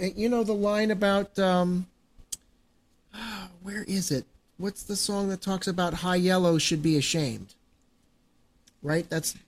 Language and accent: English; Baltimore County, Maryland, United States; my hometown, Baltimore County, Maryland.